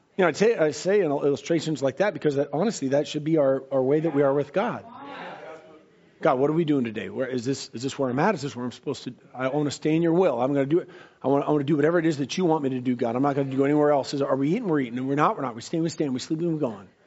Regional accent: United States; I was born and raised in America

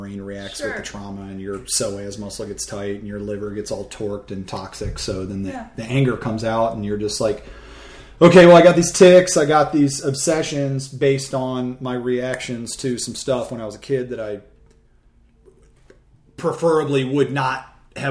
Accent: Livonia, Michigan, United States; also born or lived in Brighton, Michigan / Howell, Michigan; I was born in Livonia, Michigan.

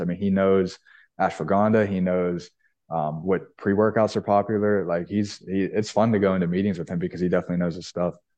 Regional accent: Pittsburgh, Pennsylvania, United States; I'm from Pittsburgh. I grew up going to Dick's Sporting Goods all the time with my family.

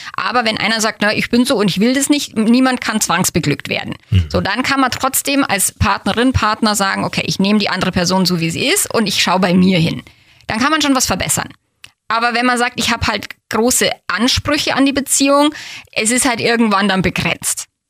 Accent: Feldkirchen-Westerham, Bavaria, Germany; born or raised there

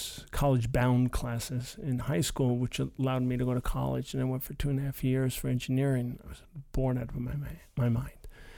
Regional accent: Brooklyn, New York, United States; growing up in Brooklyn at the time in the 70s, it was like in early 80s, it was like the jungle.

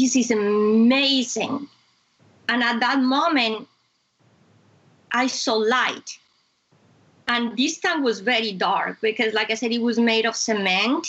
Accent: Bogotá, Colombia; moved away; I come from Colombia, I come from hot weather. But Bogota is a city is high up in the Andes.

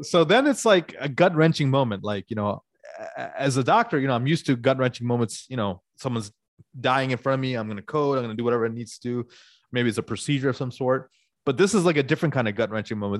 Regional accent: Atlanta, Georgia, United States; moved away; I grew up in Atlanta

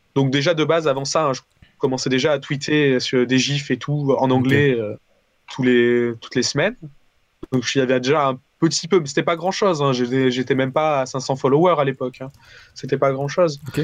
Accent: Valence, Auvergne-Rhône-Alpes, France; moved away as an adult; also born or lived in Paris; je viens de Valence à la base, donc dans le sud de, de, la France

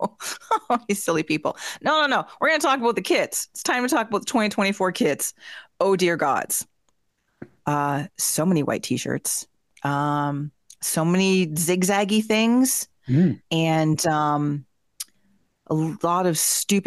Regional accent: Vancouver, British Columbia, Canada; also born or lived in Toronto area; now in Toronto, Canada; I'm from Vancouver, but I live in the global Toronto area.

